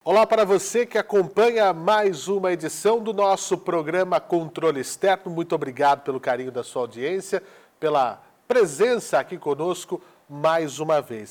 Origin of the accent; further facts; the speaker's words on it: Araraquara, São Paulo, Brazil; faço menção aqui à minha cidade natal